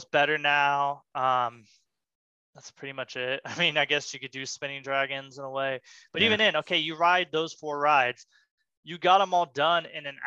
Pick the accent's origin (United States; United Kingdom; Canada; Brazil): United States; Missouri; now in Kansas, United States; I was born in the Missouri